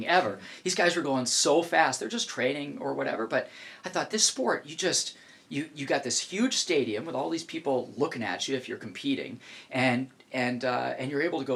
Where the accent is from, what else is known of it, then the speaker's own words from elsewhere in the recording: New Hampshire, United States; now in Alaska, United States; I grew up in New Hampshire, which was just a few hours away from Lake Placid